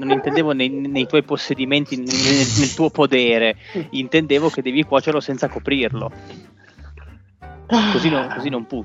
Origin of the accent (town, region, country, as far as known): La Spezia, Liguria, Italy